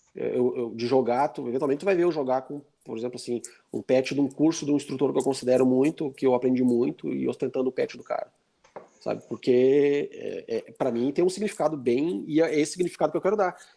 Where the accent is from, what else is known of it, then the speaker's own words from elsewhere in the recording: Brazil; sou é daqui do Brasil